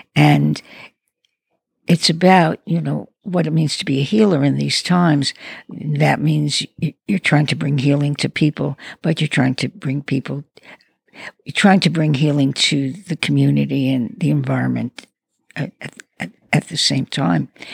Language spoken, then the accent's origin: English; New York City, New York, United States; I come from Brooklyn.